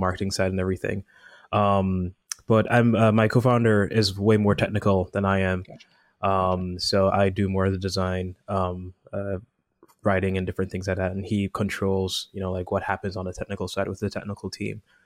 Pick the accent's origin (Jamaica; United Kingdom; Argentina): Jamaica; moved away as an adult; now in United States; I'm originally from Jamaica